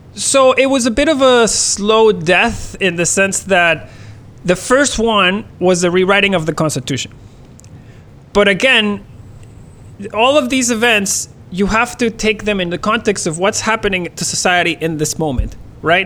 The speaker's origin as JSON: {"language": "English", "town": "Barquisimeto", "region": "Lara", "country": "Venezuela", "tie": "born or raised there", "moved": "yes", "lives_now": "Canada", "said": "I was born in Barquisimeto. It's a it's a it's a city that is um, t- today it's about a million people, uh, probably less and it's dead in the center of the country. Like if you if you look at the map of Venezuela"}